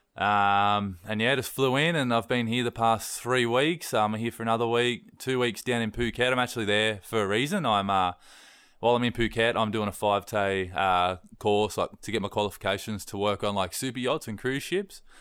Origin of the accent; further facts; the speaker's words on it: East Coast, Australia; I'm from East Coast, Australia